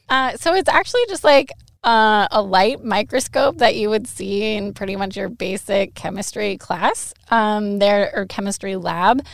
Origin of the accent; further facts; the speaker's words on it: Monroe, Washington, United States; moved away as an adult; now in Eastern Washington, United States; Monroe High School. So I'm from Western Washington.